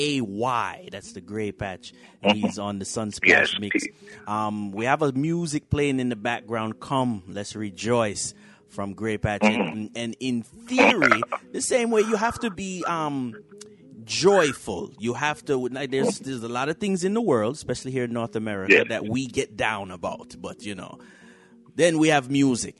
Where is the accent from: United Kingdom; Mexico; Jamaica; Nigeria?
Jamaica; Jamaican culture